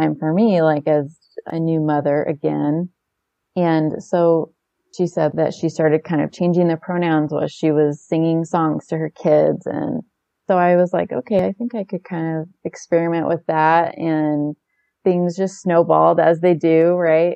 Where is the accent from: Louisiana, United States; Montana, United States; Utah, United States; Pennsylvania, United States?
Utah, United States; moved away as an adult; also born or lived in Idaho; now in Dallas, United States; I grew up in Utah, and currently my husband and I live in Texas in the Dallas area.